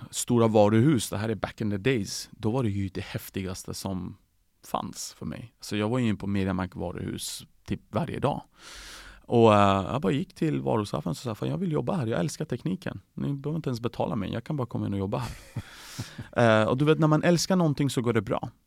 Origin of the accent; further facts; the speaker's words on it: Sweden; Eh, det, det behöver ju faktiskt komma tillbaka, det är också en stor del av mitt liv. Eh, att komma som en svensk till Tyskland. Det var där alla dörrar öppnades för mig, det var inte i Sverige.